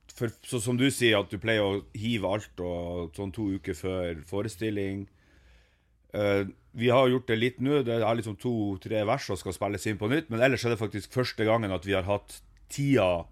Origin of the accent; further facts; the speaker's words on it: Ørnes, Nordland, Norway; moved away; jeg er jo vokst opp i Meløy